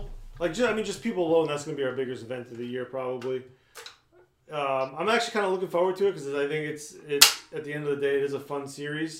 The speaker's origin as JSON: {"language": "English", "area": "Long Island", "region": "New York", "country": "United States", "tie": "born or raised there", "said": "I grew up on Long Island"}